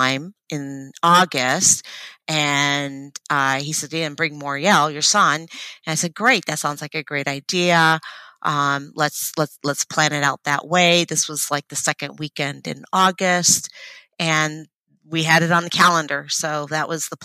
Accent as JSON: {"language": "English", "region": "Oregon", "country": "United States", "said": "we're from Oregon"}